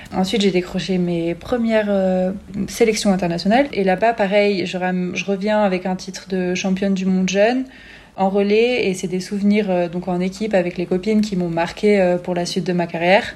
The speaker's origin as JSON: {"language": "French", "town": "Grenoble", "region": "Auvergne-Rhône-Alpes", "country": "France", "tie": "born or raised there", "said": "je suis née à Grenoble, ma mère est française"}